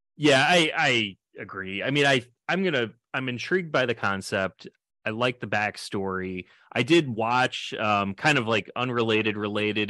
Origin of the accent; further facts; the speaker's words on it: New York, United States; now in Wisconsin, United States; I'm I'm originally from New York